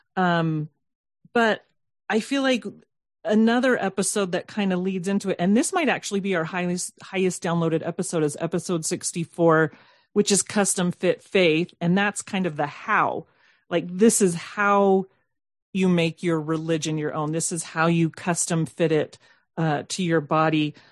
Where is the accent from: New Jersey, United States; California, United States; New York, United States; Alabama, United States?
California, United States; Southern; I, I grew up in Southern California